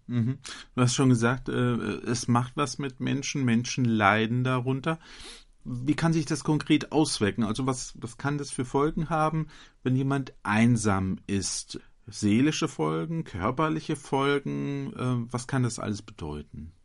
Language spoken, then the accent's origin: German; Butzbach, Hesse, Germany; hier bei mir in meiner Heimatgemeinde